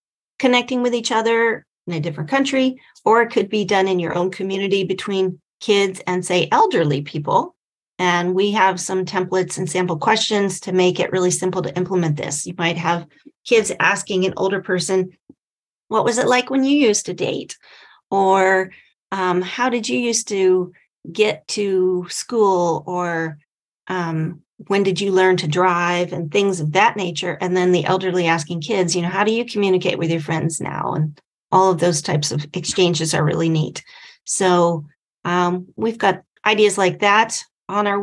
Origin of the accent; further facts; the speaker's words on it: San Diego, California, United States; my hometown here in San Diego